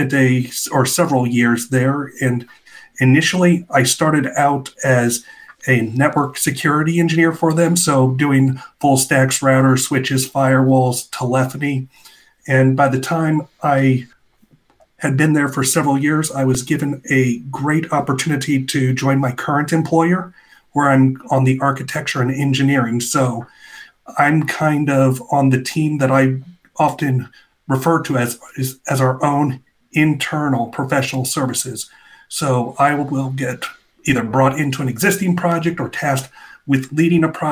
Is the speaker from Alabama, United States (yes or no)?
no; Van Wert, Ohio, United States; moved away as an adult; now in Cincinnati, United States; I grew up in Northwest Ohio in a small town called Van Wert